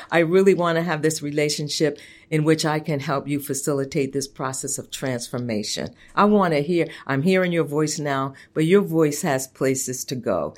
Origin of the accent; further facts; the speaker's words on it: Long Island, New York, United States; I grew up out on Long Island